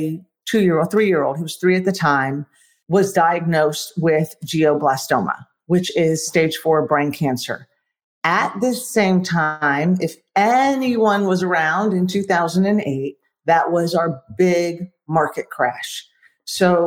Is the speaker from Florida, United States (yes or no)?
yes; Florida, United States; now in Texas, United States; I'm from Florida. I currently live in Texas.